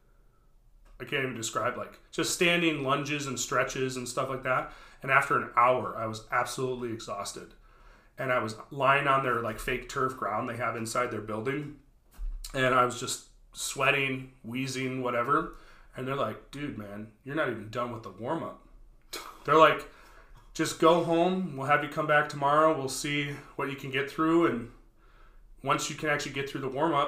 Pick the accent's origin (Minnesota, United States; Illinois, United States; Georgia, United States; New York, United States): Minnesota, United States; Brooklyn Park; I grew up in Brooklyn Park